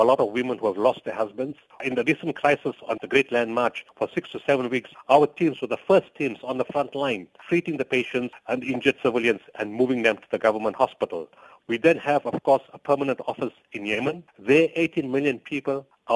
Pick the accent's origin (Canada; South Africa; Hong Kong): South Africa; We are South African and this is our country and our people come first